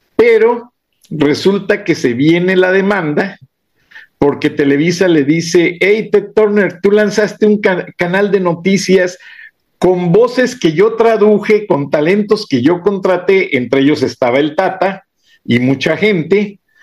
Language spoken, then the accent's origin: Spanish; Acámbaro, Guanajuato, Mexico; now in United States; de Acámbaro, Guanajuato, donde yo nací